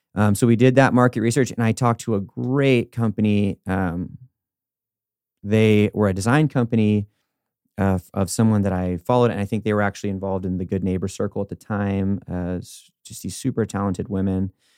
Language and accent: English; California, United States; now in Denver, United States; I'm from California originally